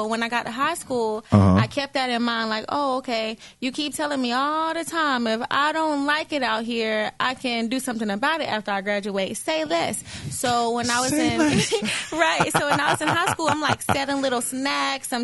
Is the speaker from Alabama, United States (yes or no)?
yes; Alabama, United States; moved away; growing up in Alabama